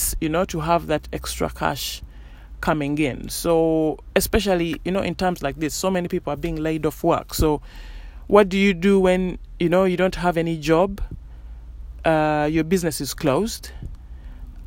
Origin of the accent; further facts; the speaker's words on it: Uganda; moved away; I grew up in Uganda